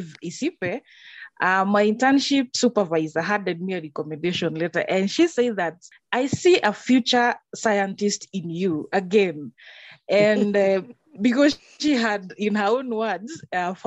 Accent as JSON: {"language": "English", "country": "Kenya", "moved": "yes", "said": "I am a Kenyan."}